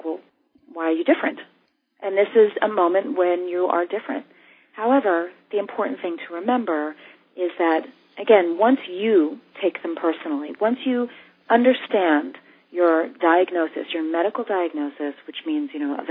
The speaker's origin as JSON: {"language": "English", "town": "New York City", "region": "New York", "country": "United States", "tie": "born or raised there", "said": "I grew up here in New York City"}